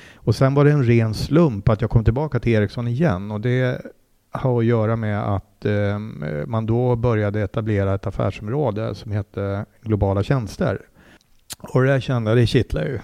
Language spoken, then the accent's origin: Swedish; Mora, Dalarna County, Sweden; also born or lived in Uppsala / Mexico City; now in Täby, Sweden; jag är ju eh, född och uppvuxen i Mora i Dalarna